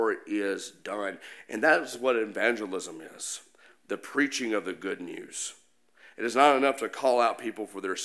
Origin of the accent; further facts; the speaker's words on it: Jackson, Mississippi, United States; My hometown is Jackson, Mississippi.